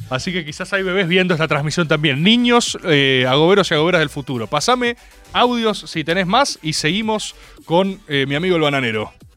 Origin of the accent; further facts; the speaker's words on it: Argentina; como argentinos